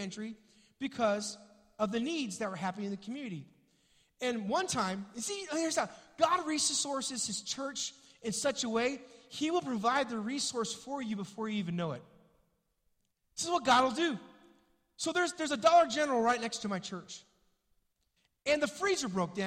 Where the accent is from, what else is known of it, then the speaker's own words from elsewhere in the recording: Springfield, United States; moved away; I was back home in my hometown with my mom in Springfield